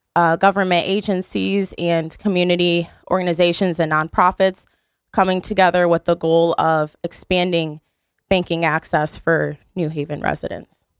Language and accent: English; Beacon Falls, Connecticut, United States; I'm from Beacon Falls.